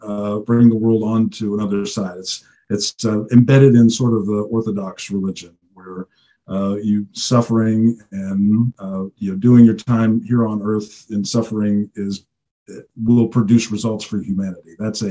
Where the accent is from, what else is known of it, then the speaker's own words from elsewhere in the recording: United States; also born or lived in Russia / Eastern Europe; We grew up in the United States